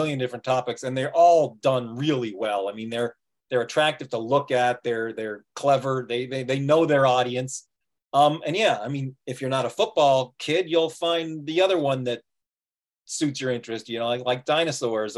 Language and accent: English; Toronto, Ontario, Canada; I'm from Toronto. I'm from Canada.